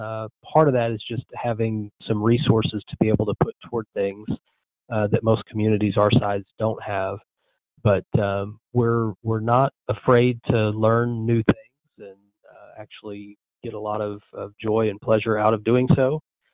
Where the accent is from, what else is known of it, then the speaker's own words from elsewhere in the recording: Marble Falls, Texas, United States; also born or lived in North Carolina; Marble Falls is my hometown. It's where I grew up. It's where my wife grew up as well. My parents still live here. My in-laws live here.